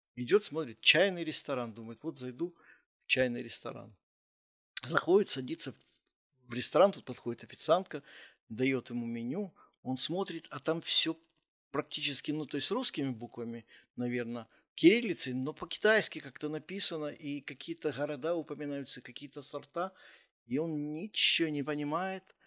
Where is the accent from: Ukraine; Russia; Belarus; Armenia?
Ukraine; Kyiv; also born or lived in Kharkiv; я из Киева